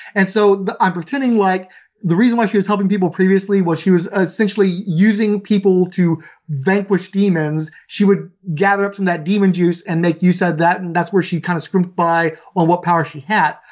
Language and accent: English; Houston, Texas, United States; I grew up in Southeast Houston.